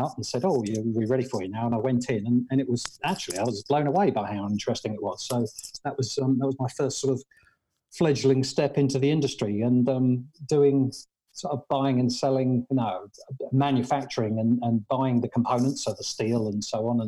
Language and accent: English; Radlett, East of England, United Kingdom; In the UK, just outside London, in a place called Radlett